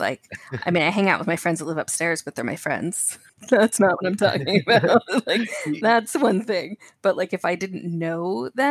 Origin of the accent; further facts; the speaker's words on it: Connecticut, United States; moved away; also born or lived in Oregon; growing up in Connecticut